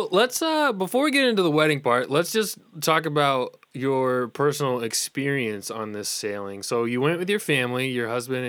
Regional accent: New England, United States; I'm also from the New England area

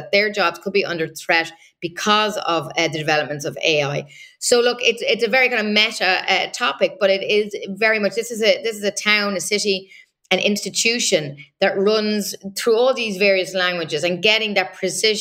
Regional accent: Ireland; first language English; now in Brussels, Belgium; People may hear from my accent. I'm originally from Ireland, so I'm a, you know, native English speaker.

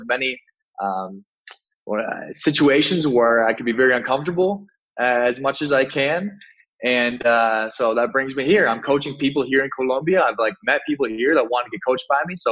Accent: Sioux Falls, South Dakota, United States; moved away as an adult; also born or lived in Miami; I was in my hometown in Sioux Falls, South Dakota, in the United States

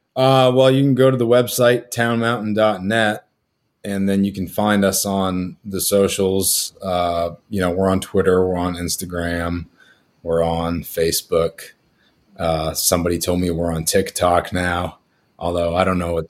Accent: Old Town, Maine, United States; we're from Old Town Maine. You grew up you know, ten, two streets over from where I, you know I grew up, and my boy grew up

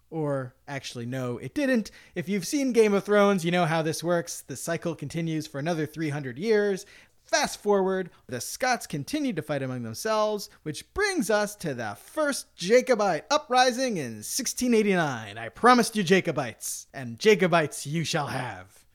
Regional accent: United States; I consider myself American

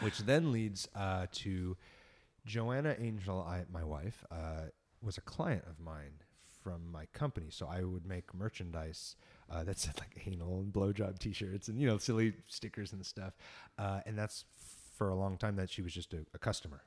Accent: San Diego, California, United States; just being a punk rock kid growing up in San Diego

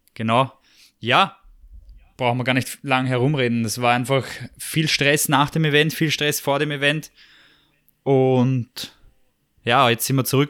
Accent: Vienna, Austria; wenn du in Wien aufwachst

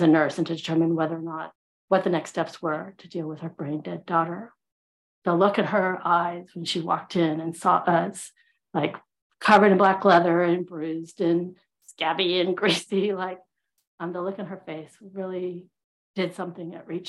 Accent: California, United States; also born or lived in Houston, Texas; And I grew up in Southern California and Houston, Texas. So like totally y'all, and a little Northern California, hella. So yeah, me and my accent.

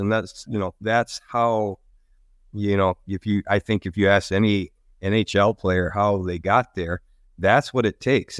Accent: Lansing, Michigan, United States; I grew up in Michigan. Uh, I grew up in the Lansing area.

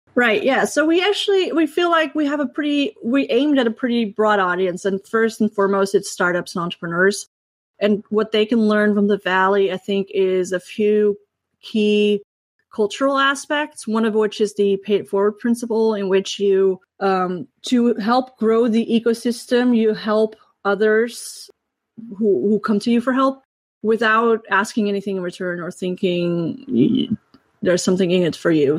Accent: Netherlands; I grew up in the Netherlands

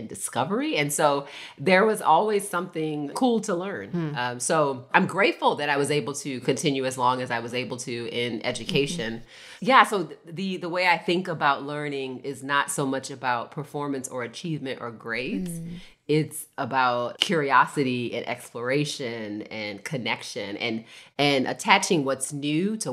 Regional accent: Baltimore, Maryland, United States; I was born in Baltimore, Maryland

